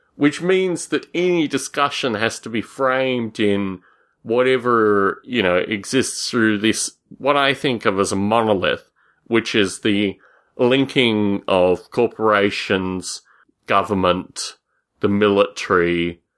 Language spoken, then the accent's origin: English; Australia; moved away; When I was a boy growing up in Australia